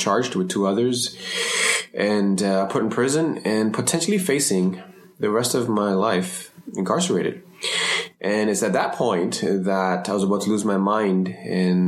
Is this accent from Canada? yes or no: yes; Toronto, Ontario, Canada; also born or lived in Sri Lanka / Germany / France / Montreal; growing up in Toronto, particularly Scarborough